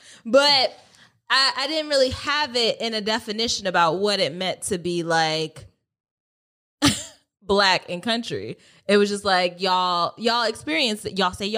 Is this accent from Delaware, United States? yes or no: yes; Delaware, United States; So I'm not from the South by, you know, I come here by way of Delaware, and things are a little different there.